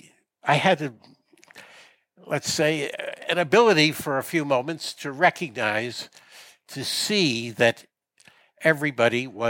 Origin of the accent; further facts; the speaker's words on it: United States; as an American growing up in the 50s